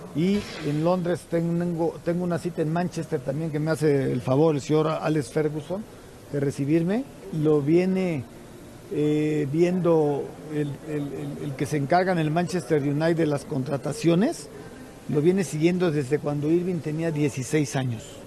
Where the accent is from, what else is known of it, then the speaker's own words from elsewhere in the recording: Papantla, Veracruz, Mexico; Yo nací en Papantla, Veracruz.